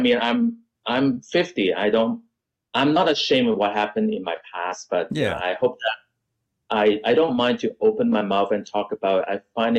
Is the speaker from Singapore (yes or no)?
no; Canada; also born or lived in United States; because I was teenager and I, you know, I grew up in Canada and America.